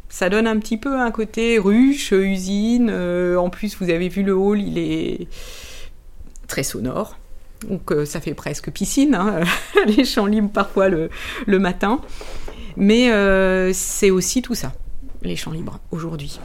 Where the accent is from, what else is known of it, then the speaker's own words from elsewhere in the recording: Rennes, Brittany, France; moved away; Je suis née à, à Rennes, au début des années soixante-dix. J'y suis revenue, euh, il y a quatre ans